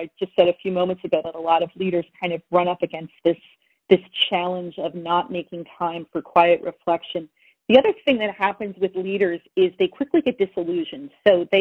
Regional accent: New Jersey, United States; I'm here in New Jersey, born and raised in New Jersey.

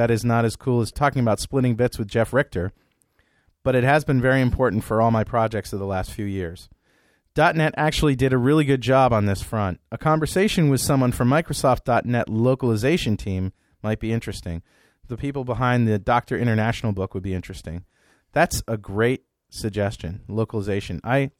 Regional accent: Belgium; English is a second language; Being a European myself, I'm from Belgium, I feel kind of sorry for him.

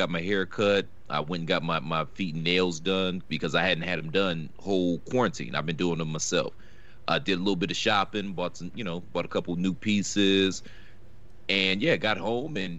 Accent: Cleveland, Ohio, United States; now in the South, United States; I was born in Cleveland.

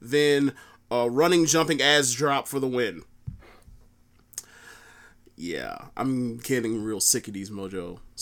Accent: Florida, United States; I'm from Florida

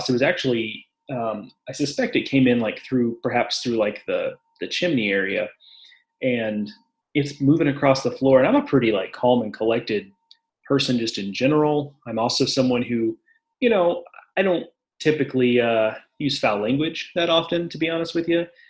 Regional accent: Texas, United States; moved away as an adult; also born or lived in College Station, Texas; now in North Carolina, United States; I'm used to the cockroaches that like are a foot long growing up in Texas

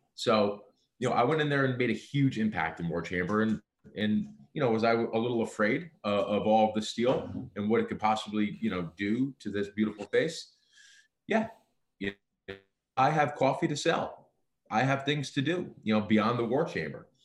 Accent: United States; being American born

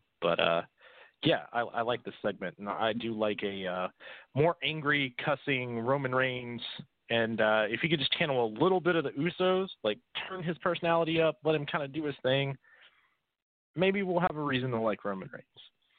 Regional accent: Gainesville, Georgia, United States; My hometown.

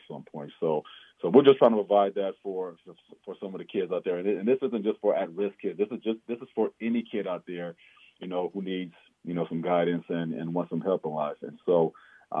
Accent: Omaha, Nebraska, United States; we grew up in Omaha

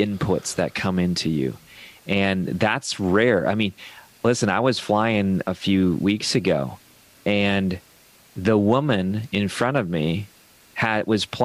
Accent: Ohio, United States; I come from Ohio

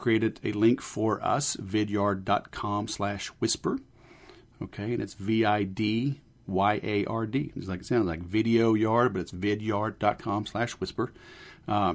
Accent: Baton Rouge, Louisiana, United States; moved away; also born or lived in Houston, Texas; Fellow Southerner. I grew up in Baton Rouge and then Houston

